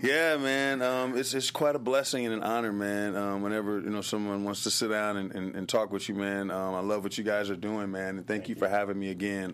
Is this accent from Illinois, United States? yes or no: no; Los Angeles, California, United States; I was born here in Los Angeles